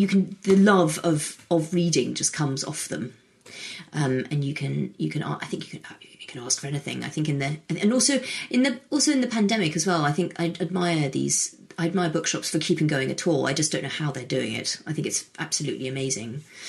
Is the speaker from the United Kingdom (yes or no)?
yes; United Kingdom; also born or lived in United States; I picked two because I'm from the UK, and I'm American as well.